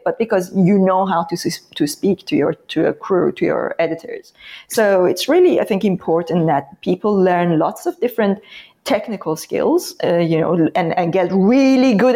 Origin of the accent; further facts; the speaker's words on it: Iran; moved away; I come from Iran